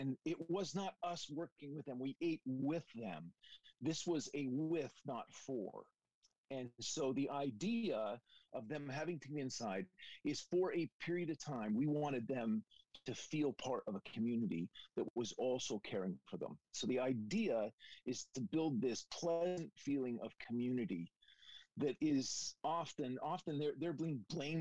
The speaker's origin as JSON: {"language": "English", "town": "Welland", "region": "Ontario", "country": "Canada", "tie": "born or raised there", "moved": "yes", "said": "my hometown in Canada. If you can imagine that, Welland"}